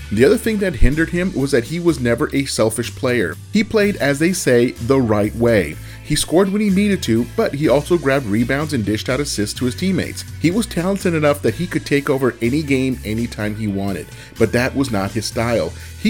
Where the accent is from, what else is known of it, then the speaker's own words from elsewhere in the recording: Southern California, United States; also born or lived in Santa Clara, California; I grew up in Southern California, but when it was time for me to leave home to go to college, I moved over 400 miles away to Northern California.